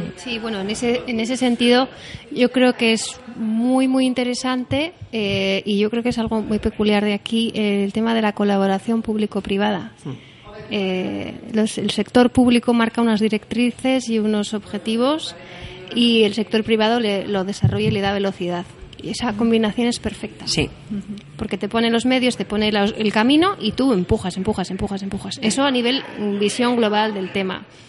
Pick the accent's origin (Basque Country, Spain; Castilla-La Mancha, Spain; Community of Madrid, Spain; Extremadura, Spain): Basque Country, Spain; Bilbao; Somos de Bilbao